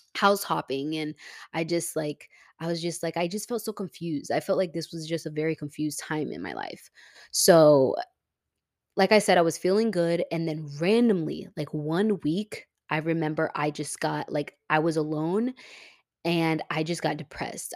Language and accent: English; Tampa, Florida, United States; moved away as an adult; now in Houston, United States; my hometown is Tampa